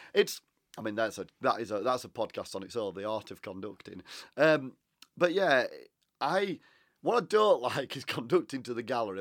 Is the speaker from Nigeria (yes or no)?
no; Huddersfield, Yorkshire and the Humber, United Kingdom; I'm from Huddersfield. I used to sing in Huddersfield Choral Society